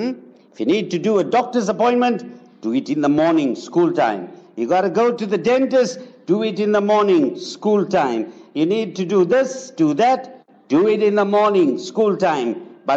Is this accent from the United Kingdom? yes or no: no; Zimbabwe; now in South Africa; Zimbabwe, come on, my hometown